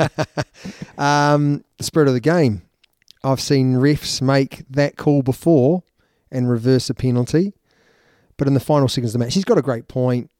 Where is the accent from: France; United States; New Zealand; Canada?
New Zealand; As a Kiwi